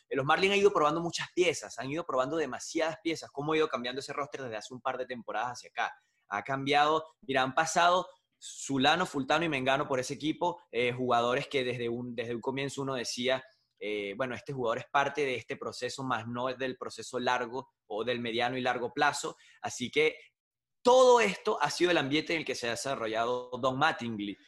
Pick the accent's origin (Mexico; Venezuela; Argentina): Venezuela; moved away as an adult; now in United States; licenciado en procesos gerenciales, se llama en Venezuela la carrera